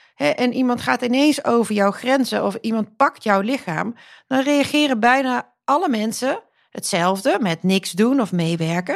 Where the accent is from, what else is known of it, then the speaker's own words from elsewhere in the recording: Netherlands; also born or lived in Croatia; mijn eigen ouders komen uit Kroatië. Ik ben in Nederland geboren, maar wel tweetalig opgevoed